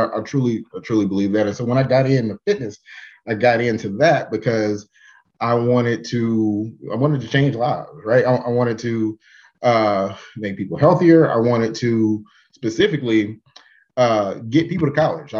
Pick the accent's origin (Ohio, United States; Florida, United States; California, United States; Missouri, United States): Missouri, United States; Kansas City; I'm from Kansas City. I've done a little bit, you know, graduated from Paseo High School